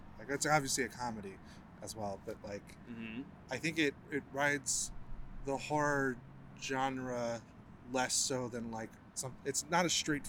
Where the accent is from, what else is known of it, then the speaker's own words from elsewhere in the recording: Midwest, United States; I'm from the Midwest